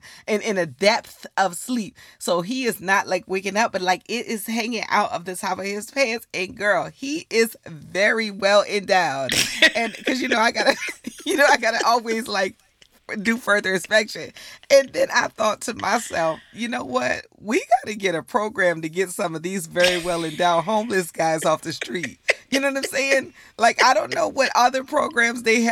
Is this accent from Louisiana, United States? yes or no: yes; New Orleans, Louisiana, United States; moved away; in New Orleans when we grew up, you know, my grandma had to go to the grocery store every single day